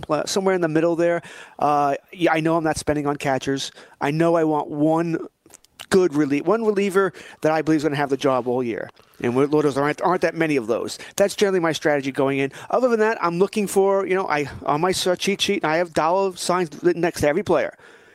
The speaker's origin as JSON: {"language": "English", "country": "United States", "said": "I'm an American"}